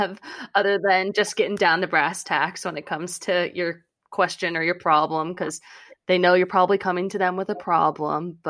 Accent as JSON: {"language": "English", "region": "Florida", "country": "United States", "said": "I'm from Florida"}